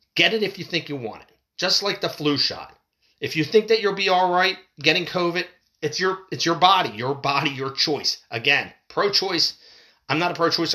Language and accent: English; United States; as an American citizen